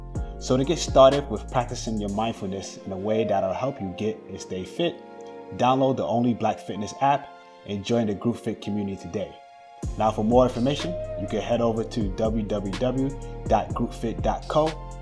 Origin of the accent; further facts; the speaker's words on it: New York City, New York, United States; But I grew up in New York City playing a lot of team sports.